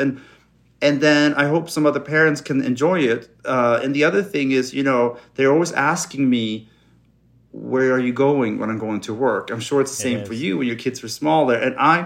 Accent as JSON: {"language": "English", "country": "Sweden", "tie": "born or raised there", "second_language": "English", "moved": "yes", "lives_now": "Los Angeles, United States", "said": "growing up in cold, dark Sweden"}